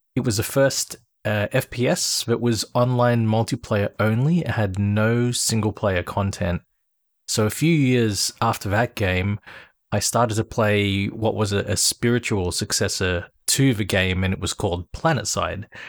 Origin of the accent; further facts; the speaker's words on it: Sydney, New South Wales, Australia; I'm from Sydney, Australia.